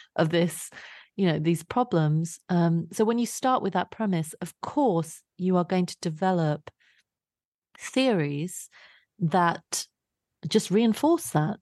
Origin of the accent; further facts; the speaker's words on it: London, United Kingdom; I grew up in Southeast London